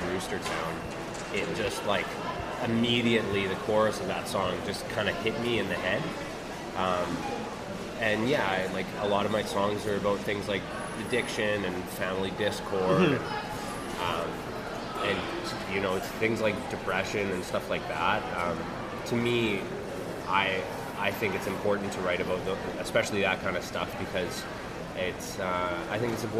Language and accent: English; Winnipeg, Manitoba, Canada; I came from Fort Garry.